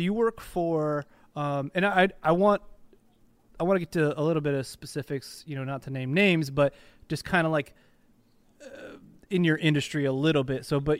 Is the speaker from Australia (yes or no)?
yes; Australia; Secondly, though, as an Australian, like you're in a completely different like mindset, right?